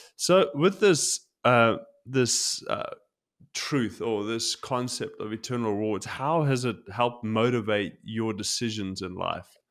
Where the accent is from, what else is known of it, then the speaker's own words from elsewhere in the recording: South Africa; now in Tokyo, Japan; growing up in South Africa, we, I've been broken into